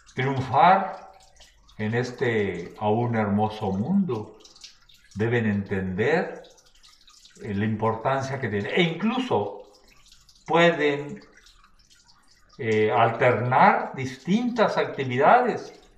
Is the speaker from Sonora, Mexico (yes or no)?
yes; Villa Hidalgo, Sonora, Mexico; moved away as an adult; now in Navojoa, Mexico; mi nacimiento eh, biológico está en Vidalgo, Puto Sonora, en la Sierra Alta